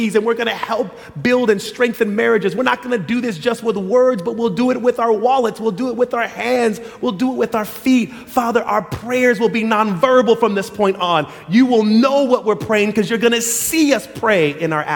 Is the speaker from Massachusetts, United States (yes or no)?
no; Loma Linda, California, United States; I grew up in Loma Linda